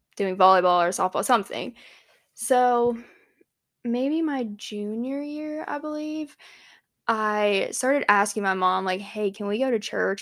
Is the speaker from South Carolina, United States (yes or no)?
yes; Hanahan, South Carolina, United States; moved away as an adult; also born or lived in Johnson City, Tennessee; I'm from Charleston, South Carolina, actually Hanahan, but nobody knows what that is unless you're from around there